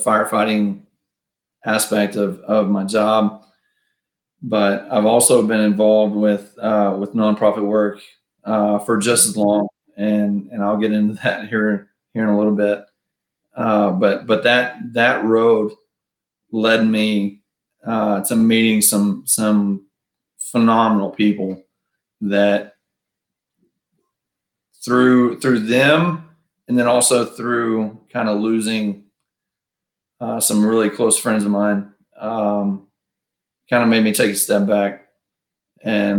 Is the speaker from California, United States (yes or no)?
no; Princeton, Texas, United States; also born or lived in McKinney, Texas; growing up in Princeton, you know, when I was growing up, we had to go to McKinney for everything